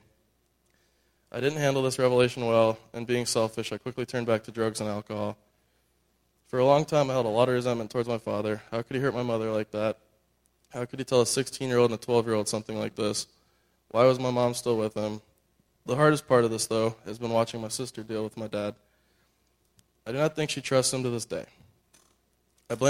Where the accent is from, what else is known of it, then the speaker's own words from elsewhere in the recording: Northern Virginia, United States; also born or lived in California; we moved from California to the East Coast. I was almost 4. While living in Northern Virginia